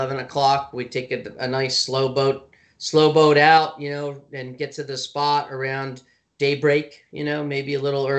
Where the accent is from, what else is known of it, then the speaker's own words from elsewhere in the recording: Clinton, New Jersey, United States; I grew up in Clinton, you know, so I grew up right in between Spruce Run and Round Valley